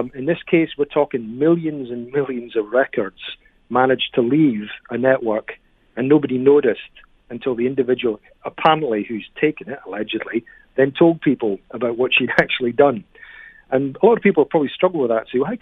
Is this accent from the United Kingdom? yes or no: yes; United Kingdom; now in Canada; I'm originally from Britain.